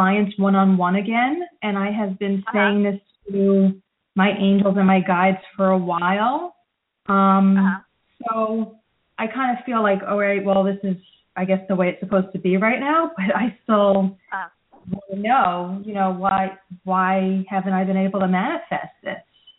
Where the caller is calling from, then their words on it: New Jersey, United States; I'm calling from New Jersey